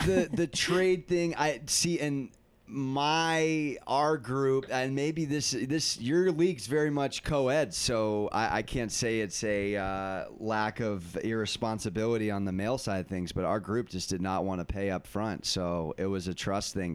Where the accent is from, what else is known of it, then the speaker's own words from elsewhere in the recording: San Diego, California, United States; I'm from San Diego.